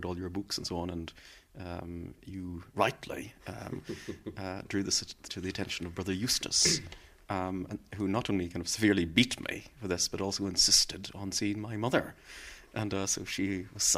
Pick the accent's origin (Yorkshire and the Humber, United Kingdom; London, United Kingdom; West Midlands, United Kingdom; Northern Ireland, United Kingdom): Northern Ireland, United Kingdom; Belfast; I was from Turf Lodge